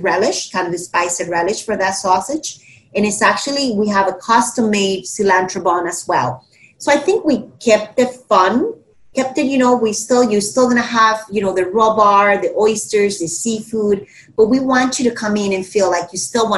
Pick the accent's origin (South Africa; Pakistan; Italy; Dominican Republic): Dominican Republic; now in Miami, United States; I'm from the Dominican Republic, so we're very islanders.